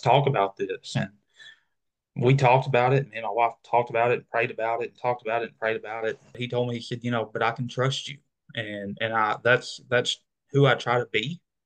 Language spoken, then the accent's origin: English; Arkansas, United States; going back to my hometown